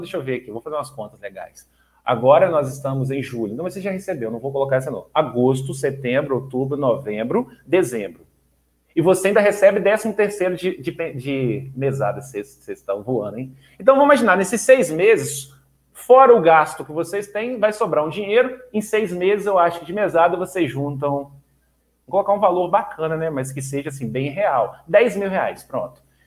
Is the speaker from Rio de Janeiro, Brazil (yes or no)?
yes; Duque de Caxias, Rio de Janeiro, Brazil; moved away; Eu nasci no Rio de Janeiro, no Duque de Caxias, minha família tá, tramita entre Rio e Minas Gerais